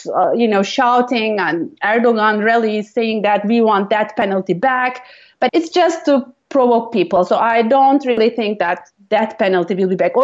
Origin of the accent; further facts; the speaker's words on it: Turkey; moved away as an adult; now in United States; I grew up in Turkey, now I'm living in the U.S. I've been living in the U.S. for the last 20 years